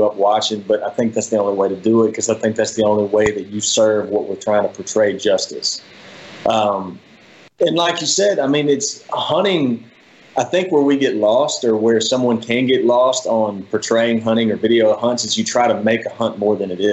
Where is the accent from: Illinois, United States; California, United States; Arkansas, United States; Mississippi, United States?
Mississippi, United States; Rankin County; I grew up in Rankin County, Mississippi